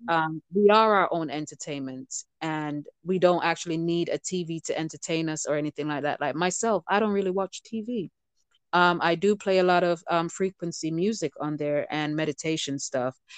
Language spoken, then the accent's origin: English; Jamaica; moved away; being Jamaican born